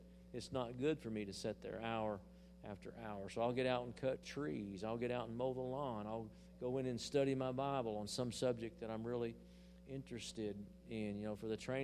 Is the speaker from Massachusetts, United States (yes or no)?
no; Hollis, Oklahoma, United States; In the little church I was raised in Hollis, Oklahoma, we had the booster band